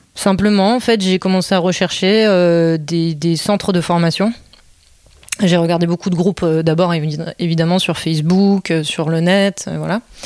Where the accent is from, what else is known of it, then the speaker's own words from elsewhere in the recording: Belgium; also born or lived in Netherlands / Corsica / United States; now in France; j'étais pas venue en France, puisque je suis née en Belgique